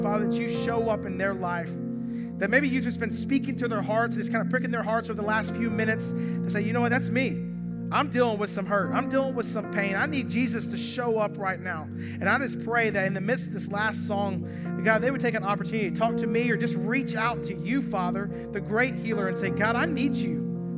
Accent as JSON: {"language": "English", "town": "Atlanta", "region": "Georgia", "country": "United States", "tie": "born or raised there", "said": "I grew up in Atlanta"}